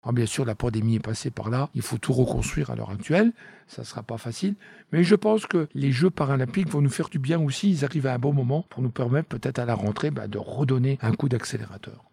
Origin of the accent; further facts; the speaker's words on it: France; chez nous en France